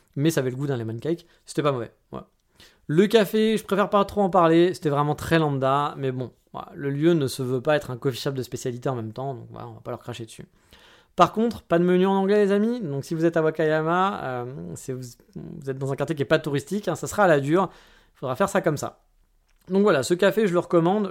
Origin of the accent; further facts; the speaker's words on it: France; Je suis un bon français